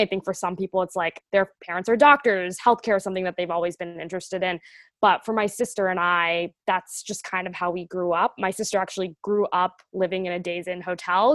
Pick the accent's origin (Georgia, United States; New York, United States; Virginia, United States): Georgia, United States; Atlanta; moved away as an adult; also born or lived in Boston; I am originally from Atlanta, Georgia, uh, so Southern, born and raised